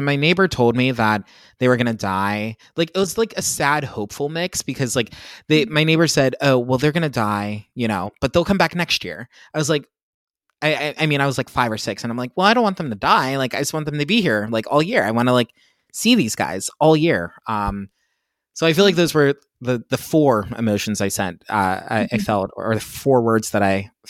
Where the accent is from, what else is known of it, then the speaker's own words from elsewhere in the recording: Pennsylvania, United States; I grew up in Pennsylvania.